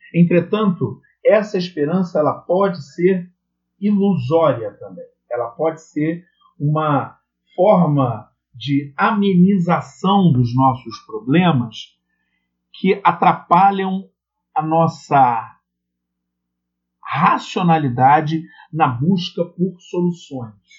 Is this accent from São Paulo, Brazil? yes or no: no; Rio de Janeiro, Brazil; Eu sou aqui do Rio de Janeiro